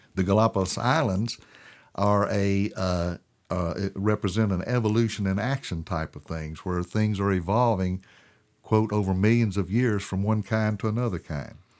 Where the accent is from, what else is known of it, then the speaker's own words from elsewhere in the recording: Tennessee, United States; the Tennessee mockingbird, my home state